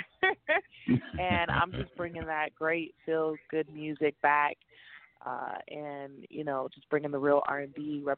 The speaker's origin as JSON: {"language": "English", "town": "Compton", "region": "California", "country": "United States", "tie": "born or raised there", "said": "I'm from Compton"}